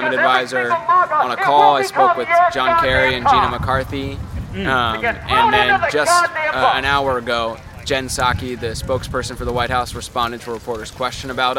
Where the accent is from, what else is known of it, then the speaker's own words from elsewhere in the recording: Chicago, Illinois, United States; I'm 24 years old, and I'm from Chicago, Illinois